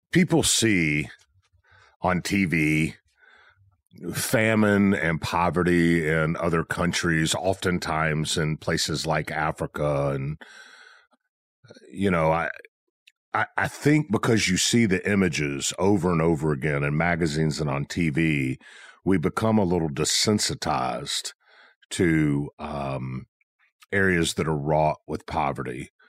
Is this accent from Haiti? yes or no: yes; Haiti; I was born in Haiti.